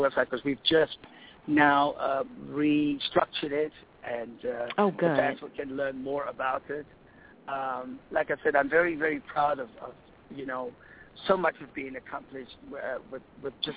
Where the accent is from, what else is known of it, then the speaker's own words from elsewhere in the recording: Cape Town, Western Cape, South Africa; moved away; I am going to do this in my hometown, in my community